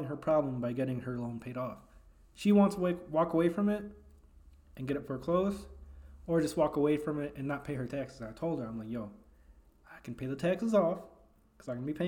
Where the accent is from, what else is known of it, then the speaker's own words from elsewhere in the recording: Elgin, Illinois, United States; I'm from Elgin. I was born and raised in Elgin